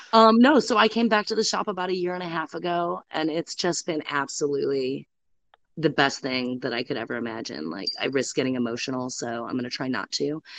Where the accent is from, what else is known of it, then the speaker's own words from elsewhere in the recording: Detroit, Michigan, United States; now in Corolla, United States; I grew up in the Metro Detroit area